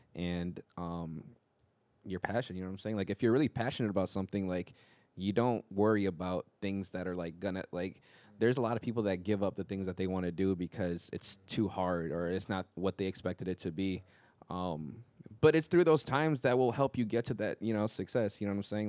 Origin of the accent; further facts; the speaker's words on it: Minnesota, United States; moved away as an adult; now in Los Angeles, United States; growing up in Minnesota